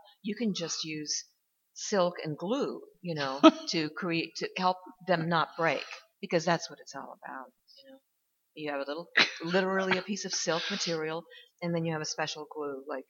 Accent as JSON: {"language": "English", "region": "New York", "country": "United States", "said": "But anyway, I came from New York."}